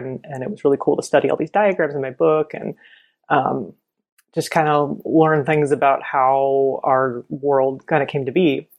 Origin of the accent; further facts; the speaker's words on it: Pennsylvania, United States; moved away; I'm originally from the East Coast. I grew up in Pennsylvania